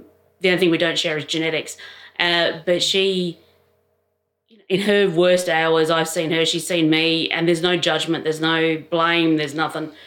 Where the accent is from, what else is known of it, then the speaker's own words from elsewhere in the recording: Adelaide, South Australia, Australia; moved away as an adult; now in Canberra, Australia; I grew up in Adelaide many, many years ago.